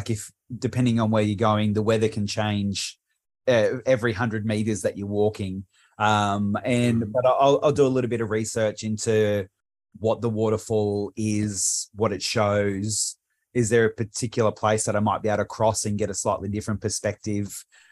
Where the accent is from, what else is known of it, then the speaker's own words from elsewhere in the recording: Frankston, Victoria, Australia; also born or lived in Bundaberg; And where I grew up in Frankston was near the water. We moved to Bundaberg, which is nowhere near water.